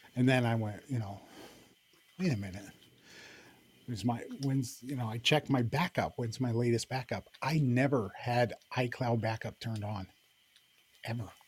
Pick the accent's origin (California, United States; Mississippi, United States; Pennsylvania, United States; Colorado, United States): Pennsylvania, United States; Central; … and I we were raised in Central Pennsylvania